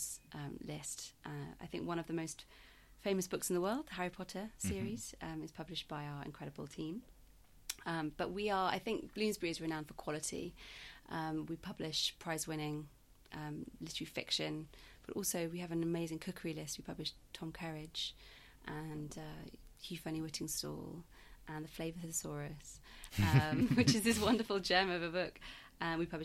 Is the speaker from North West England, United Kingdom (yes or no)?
no; Yorkshire and the Humber, United Kingdom; moved away as an adult; also born or lived in South Africa; now in London, United Kingdom; I grew up in Yorkshire, moved to London for university